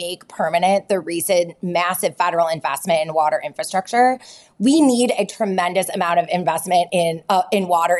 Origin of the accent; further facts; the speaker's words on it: between Detroit and Flint, Midwest, Michigan, United States; moved away; I grew up in the Midwest. I grew up halfway between Detroit and Flint